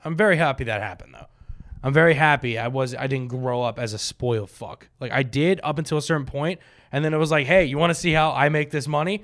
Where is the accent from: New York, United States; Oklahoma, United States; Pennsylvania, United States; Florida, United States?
Florida, United States; Boca Raton; I grew up in Boca